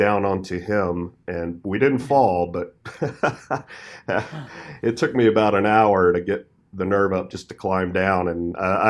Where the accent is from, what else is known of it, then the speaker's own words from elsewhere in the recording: Texas, United States; I'm from Texas. She's from Arkansas.